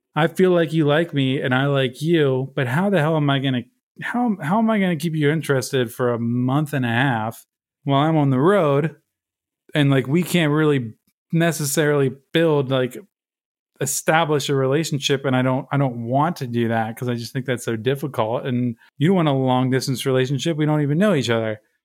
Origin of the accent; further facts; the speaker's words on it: Baltimore, Maryland, United States; moved away as an adult; now in Brooklyn, United States; I grew up in Baltimore, Maryland